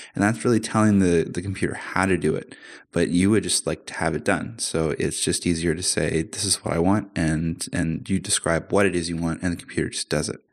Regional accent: Canada; now in Amsterdam, Netherlands; I'm Canadian, but I'm living in Amsterdam at the moment

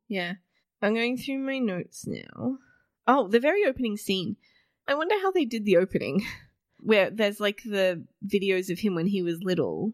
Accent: Australia; we're an Australian audience

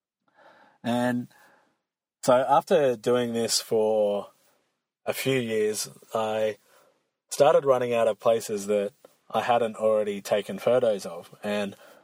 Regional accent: Australia; I'm from Australia, so big lakes and snowy mountains, we do have them, but they're pretty rare over here

